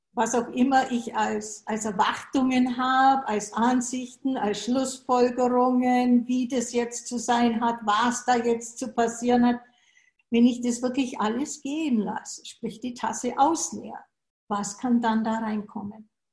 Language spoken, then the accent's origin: German; Germany; moved away as an adult; now in United States; Ich bin in Deutschland geboren und bin dann 80, was für zwei bis drei Jahre sein sollte, nach den USA gegangen